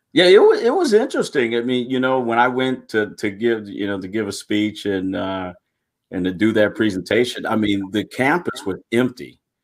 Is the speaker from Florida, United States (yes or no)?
no; Pontiac, Michigan, United States; moved away; I was born and raised in Pontiac, Michigan.